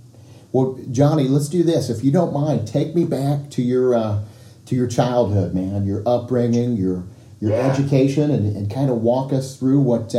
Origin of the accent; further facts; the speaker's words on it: Marion, Illinois, United States; I grew up in Marion